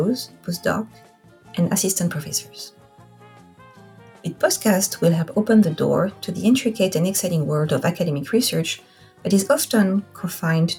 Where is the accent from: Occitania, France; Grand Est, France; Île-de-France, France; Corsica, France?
Corsica, France; accent: French; English is a second language; moved away as an adult; also born or lived in Oahu, Hawaii / Rhode Island / Washington State; now in Vancouver, Washington, United States; I am French. I am from a small Mediterranean island called Corsica.